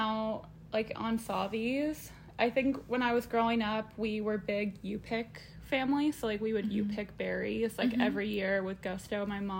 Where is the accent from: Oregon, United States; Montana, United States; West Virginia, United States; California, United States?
Oregon, United States; Eugene; now in Portland, United States; So I'm from Eugene, Oregon, just 2 hours south of Portland. I grew up there and I went to college at Oregon State University. And then when I graduated in 2019, I moved up to Portland